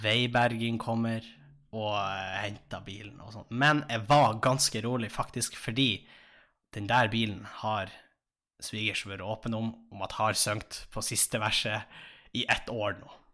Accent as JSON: {"language": "Norwegian", "town": "Tjongsfjord", "region": "Nordland", "country": "Norway", "moved": "as an adult", "lives_now": "Tromsø, Norway", "said": "jeg satt jo hjemme i Tjongsfjord"}